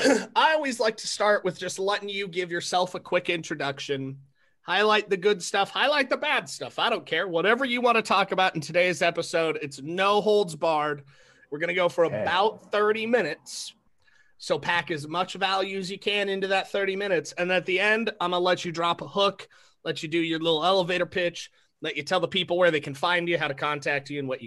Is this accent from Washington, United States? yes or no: yes; Seattle, Washington, United States; now in Idaho, United States; I came from Seattle, moved to Idaho in 2000.